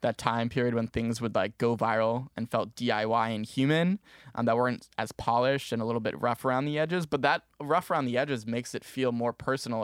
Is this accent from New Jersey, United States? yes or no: yes; Maplewood, New Jersey, United States; moved away as an adult; now in Syracuse, United States; I'm originally from Maplewood, New Jersey, um, but up in Syracuse, New York, going to school here